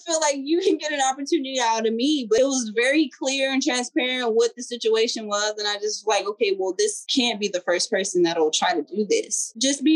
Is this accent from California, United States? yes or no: yes; Los Angeles, California, United States; I'm from LA, I'm from Watts. I'm from Watts, and that city does not get a lot of credit.